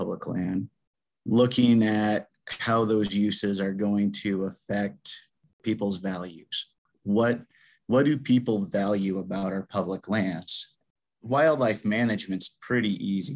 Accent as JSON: {"language": "English", "town": "Gardiner", "region": "Montana", "country": "United States", "tie": "born or raised there", "lives_now": "Lewistown, United States", "said": "I was born and raised in Gardner, Montana."}